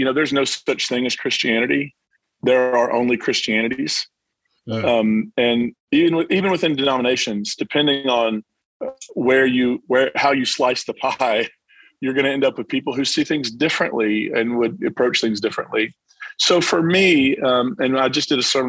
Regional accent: Williamson, West Virginia, United States; also born or lived in Belfry, Kentucky; now in Nashville, United States; I'm originally from the East Kentucky, West Virginia border area of Williamson, West Virginia, Belfry, Kentucky.

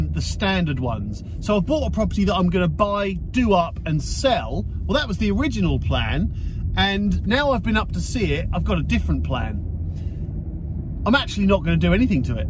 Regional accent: South Coast, Portsmouth area, South East England, United Kingdom; I'm from the South Coast. I'm down in the Portsmouth area

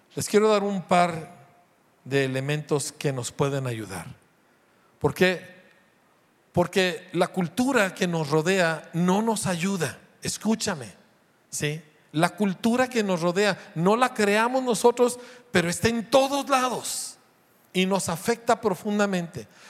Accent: Mexico; como mexicano

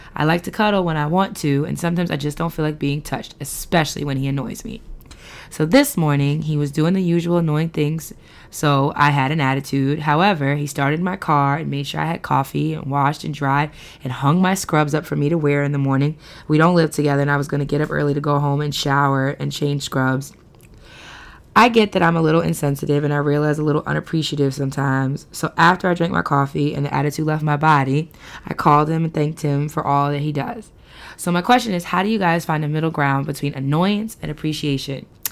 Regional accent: New York City, New York, United States; moved away as an adult; now in Baltimore area, United States; all these years growing up in New York, me living near the Belmont Race Park

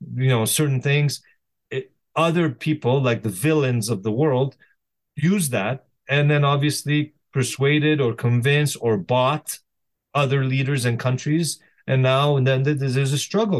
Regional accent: Canada; also born or lived in Lebanon; now in United States; I was born in Canada.

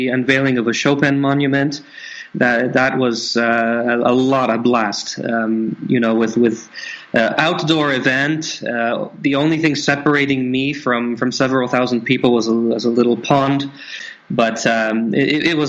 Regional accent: Canada; moved away; Being born in Canada

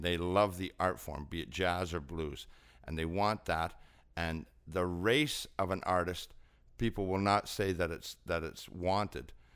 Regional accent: Scotland, United Kingdom; also born or lived in Ontario, Canada; now in Canada; I'm Scottish

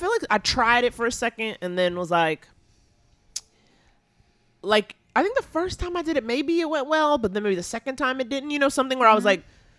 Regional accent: New York City, New York, United States; Born and raised in Harlem.

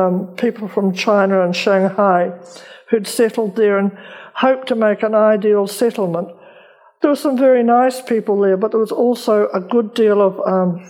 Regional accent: New Zealand

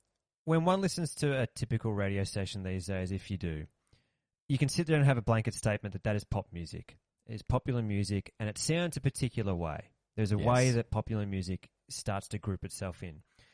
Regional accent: Australia

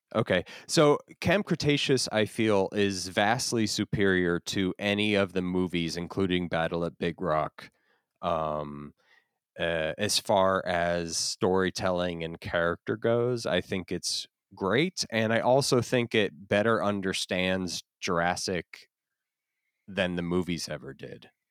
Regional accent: Florida, United States; I grew up in Florida

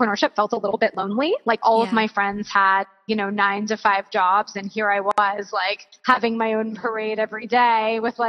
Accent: Florida, United States; moved away as an adult; now in California, United States; I'm originally from Florida. I moved to California

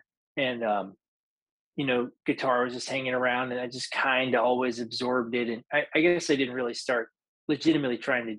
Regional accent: Nashville, Tennessee, United States; also born or lived in Franklin, Tennessee; I'm actually a Nashville native. More properly, I was born in Franklin, Tennessee, kind of the Thompson Station area, but definitely born into it. Third-generation musician.

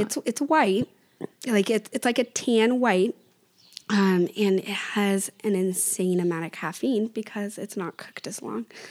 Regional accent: Oregon, United States; I was from Oregon

